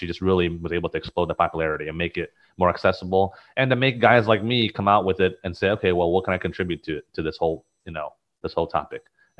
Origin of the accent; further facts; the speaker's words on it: Taiwan; now in United States; growing up in Taiwan and coming to the United States, I mean, I wasn't exposed to any of this stuff